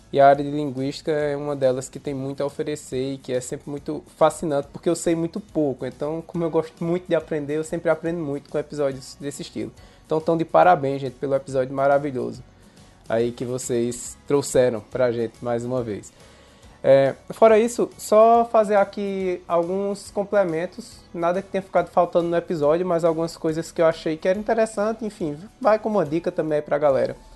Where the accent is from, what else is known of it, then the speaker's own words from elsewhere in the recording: interior of Pernambuco, Brazil; accent: Pernambuco; Eu tô falando aqui do interior de Pernambuco.